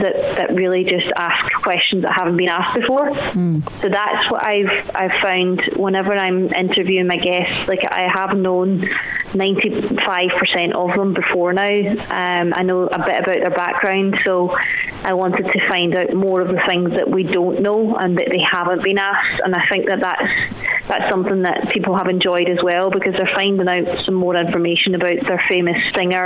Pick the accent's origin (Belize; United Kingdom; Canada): United Kingdom; Glasgow, Scotland; I was born and raised in Glasgow